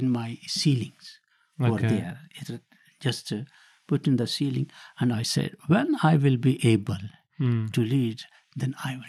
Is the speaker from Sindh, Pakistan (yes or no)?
no; Sargodha, Punjab, Pakistan; moved away as an adult; now in United Kingdom; So I was born in Pakistan in district Sargodha.